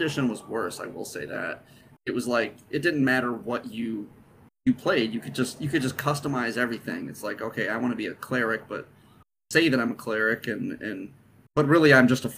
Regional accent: Midwest, United States; Matt and I come from the Midwest

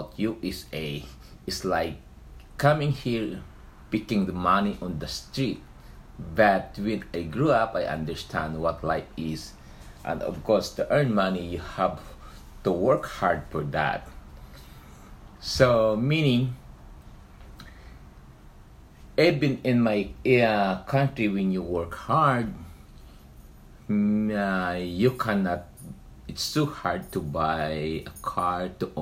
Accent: Philippines; moved away as an adult; now in Anaheim, United States; from Philippines.

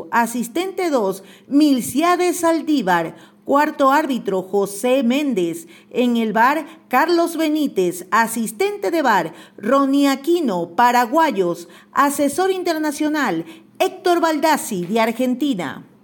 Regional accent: Ecuador; soy ecuatoriano, sí señor, y tú eres

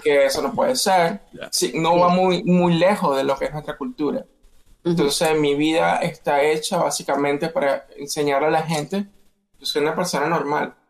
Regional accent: Venezuela; moved away as an adult; now in United States; yo soy de Venezuela, viví 18 años en Venezuela, me mudo a los Estados Unidos

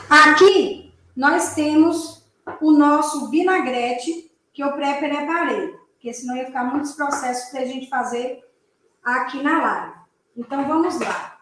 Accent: Bahia, Brazil; baiana como eu sou, nordestina

